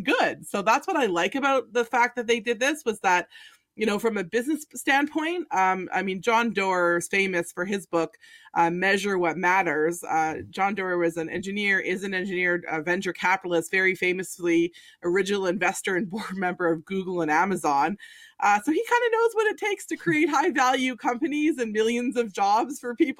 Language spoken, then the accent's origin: English; Canada; We're Canadians